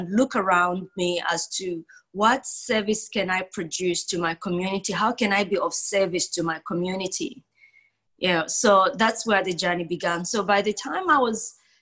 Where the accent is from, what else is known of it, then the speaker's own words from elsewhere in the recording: Zambia; now in Perth, Australia; I was born in Zambia in Southern Africa. And I always say this, that, you know, Zambia is the most peaceful country in Africa, never been at war. It's just beautiful. But growing up in Zambia